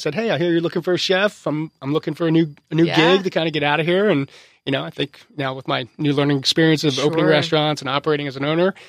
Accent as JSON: {"language": "English", "region": "New Jersey", "country": "United States", "tie": "born or raised there", "moved": "as an adult", "lives_now": "San Diego, United States", "said": "No, I grew up in New Jersey, South"}